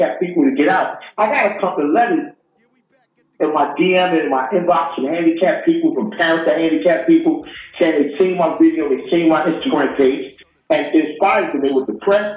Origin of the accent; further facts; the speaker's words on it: New York City, New York, United States; I'm from New York City, Southside, Jamaica